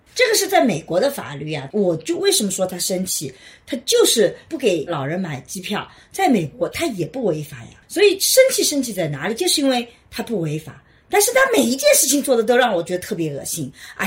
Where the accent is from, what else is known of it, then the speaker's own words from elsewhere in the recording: China; 我们中国人以前都有首相一年嘛